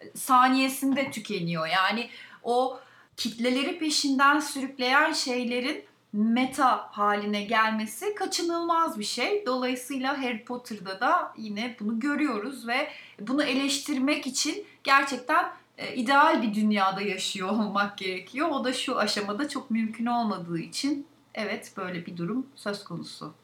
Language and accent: Turkish; a district of Balıkesir, Turkey; moved away; Balıkesir'in ilçesi Edirne'de doğdum ve liseyi bitirene kadar orada okudum